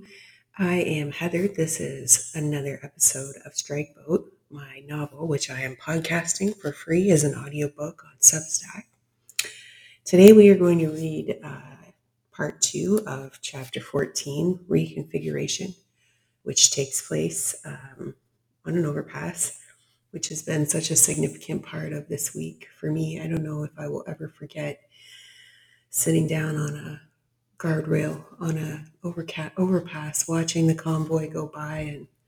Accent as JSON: {"language": "English", "country": "Canada", "said": "I'm one Canadian"}